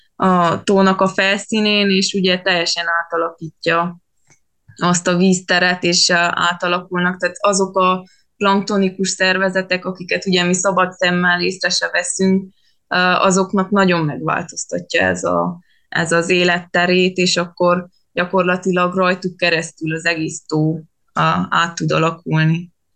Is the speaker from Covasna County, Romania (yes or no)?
yes; Vargyas Gorge, Transylvania, Covasna County, Romania; az a Vargyas szoros lenne, és ott a Vargyas patak, tehát tényleg én nagyjából ott nőttem fel